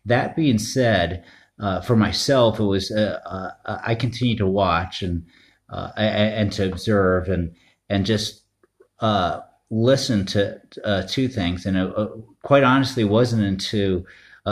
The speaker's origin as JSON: {"language": "English", "region": "Northeast", "country": "United States", "tie": "born or raised there", "said": "I grew up in the Northeast"}